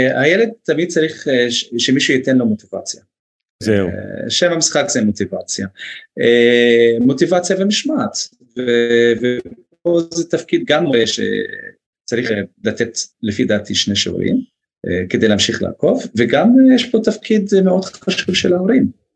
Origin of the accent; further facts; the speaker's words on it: Northern District, Israel; also born or lived in United States; גם אני מהצפון